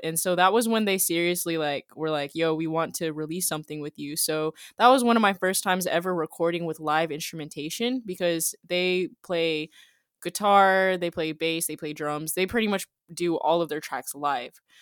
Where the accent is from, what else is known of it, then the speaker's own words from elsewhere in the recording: Jacksonville, Florida, United States; I'm from Jacksonville, Florida.